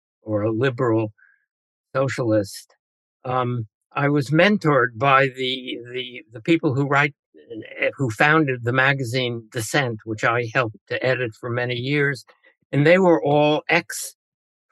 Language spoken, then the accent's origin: English; United States; born or raised there